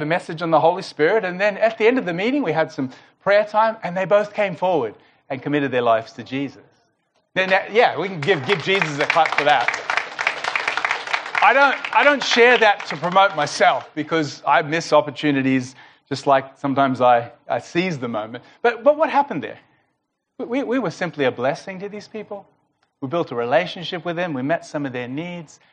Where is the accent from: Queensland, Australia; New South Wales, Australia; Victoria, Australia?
Victoria, Australia; Melbourne; we're from Melbourne